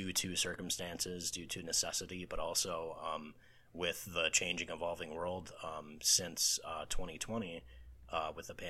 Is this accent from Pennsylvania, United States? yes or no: no; Racine, Wisconsin, United States; So I can stay in my hometown in Racine, which is about an hour and a half away from Chicago.